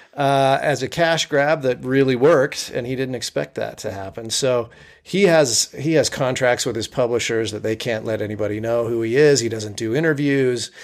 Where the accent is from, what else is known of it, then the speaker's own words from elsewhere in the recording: Provo, Utah, United States; I grew up in Provo, Utah